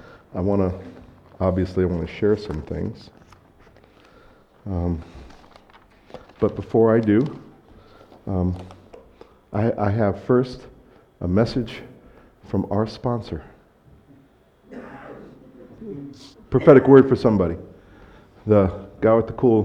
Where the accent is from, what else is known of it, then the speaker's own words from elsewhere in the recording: United States; moved away; I'm American